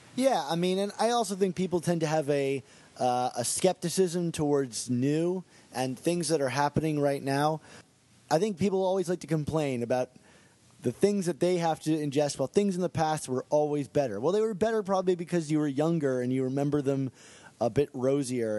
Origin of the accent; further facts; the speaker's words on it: Baltimore, Maryland, United States; I'm actually from the Baltimore area